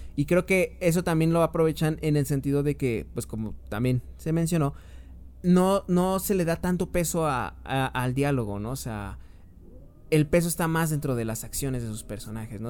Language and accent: Spanish; Mexico; siendo mexicano